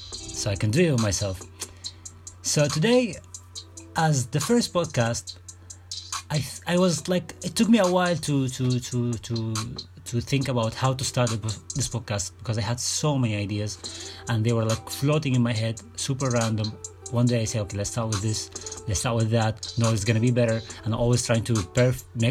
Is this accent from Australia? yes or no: no; Sudan; I'm from Sudan.